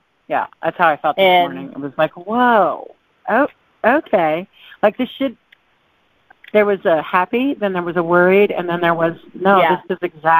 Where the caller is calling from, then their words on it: Tahoe, Nevada, United States; from Tahoe.